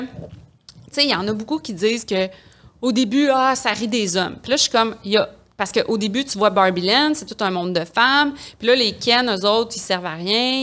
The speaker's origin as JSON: {"language": "French", "town": "Quebec City", "region": "Quebec", "country": "Canada", "said": "je viens de Québec"}